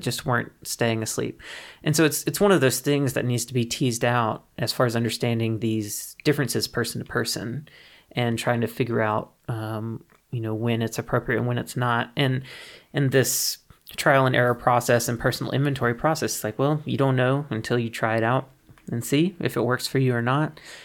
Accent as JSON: {"language": "English", "region": "Mississippi", "country": "United States", "moved": "yes", "said": "I'm originally from Mississippi, from the Deep South"}